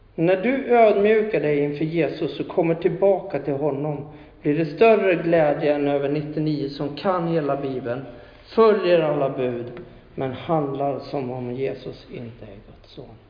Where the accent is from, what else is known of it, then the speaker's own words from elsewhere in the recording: Huskvarna, Jönköping County, Sweden; jag pratade med en polare hemma i Huskvarna